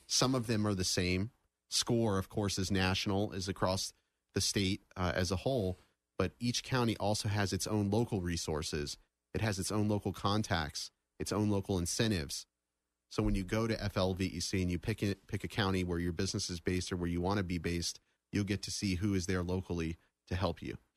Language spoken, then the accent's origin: English; Daytona Beach, Florida, United States; I was born and raised in the Daytona Beach area